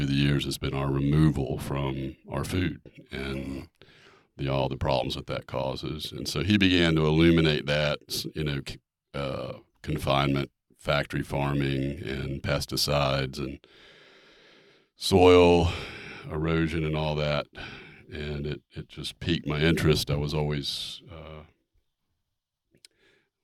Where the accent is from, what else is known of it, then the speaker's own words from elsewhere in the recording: Charlotte, North Carolina, United States; I grew up in Charlotte